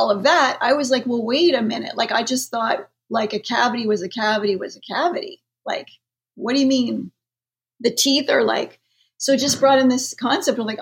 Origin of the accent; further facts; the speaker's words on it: Canada; I am Canadian.